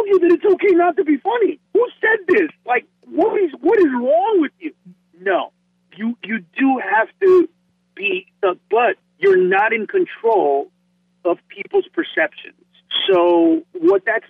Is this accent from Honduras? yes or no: yes; Honduras; now in Los Angeles, United States; I'm from Honduras, I'm not Mexican.